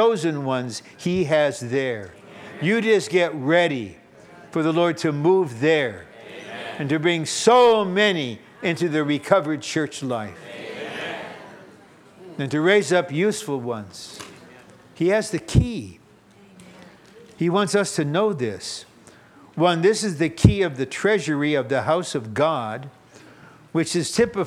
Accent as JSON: {"language": "English", "country": "Kazakhstan", "tie": "born or raised there", "moved": "yes", "said": "I was born in Kazakhstan, I'm a Russian"}